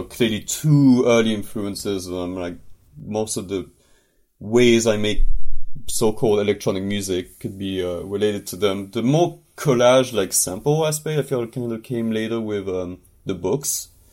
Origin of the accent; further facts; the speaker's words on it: northern France, France; moved away as an adult; now in Montreal, Canada; I'm from France originally, from the north of France.